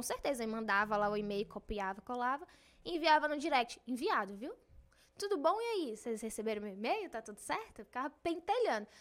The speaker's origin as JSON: {"language": "Portuguese", "country": "Brazil", "said": "Eu sou brasileira"}